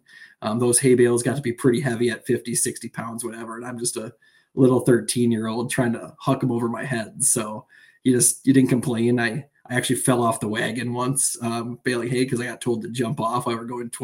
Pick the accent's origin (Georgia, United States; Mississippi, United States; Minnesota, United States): Minnesota, United States; Austin; I grew up outside of Austin, Minnesota, which is the host of Hormel Foods, a Fortune 500 company.